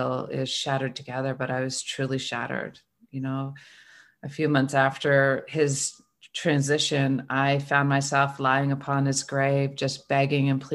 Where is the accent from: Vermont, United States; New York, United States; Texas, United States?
Vermont, United States; I was born and raised in Vermont